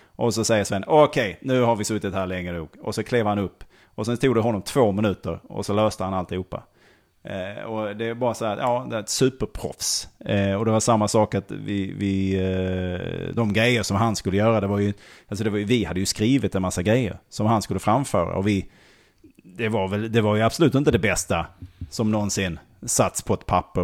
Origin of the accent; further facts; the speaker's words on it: Malmö, Skåne, Sweden; Augustenborg sa jag då